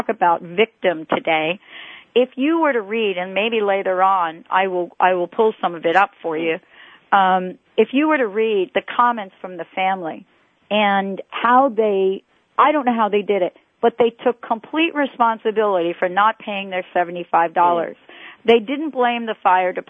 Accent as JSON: {"language": "English", "region": "New York", "country": "United States", "said": "I'm from New York"}